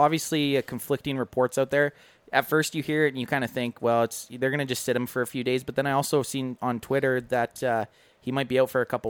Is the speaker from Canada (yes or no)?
yes; Canada; I read it as a Canadian, Oxnard.